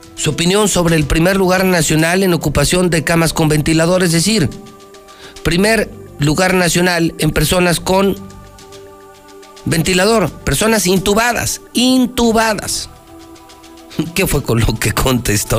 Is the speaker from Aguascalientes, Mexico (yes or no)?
yes; Aguascalientes, Mexico; de a de veras soy hidrocálido